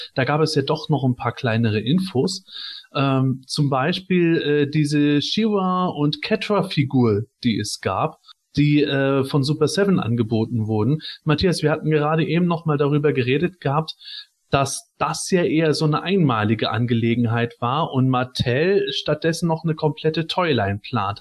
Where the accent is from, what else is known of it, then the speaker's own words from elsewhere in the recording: Germany; moved away; in meiner Heimat in der Eifel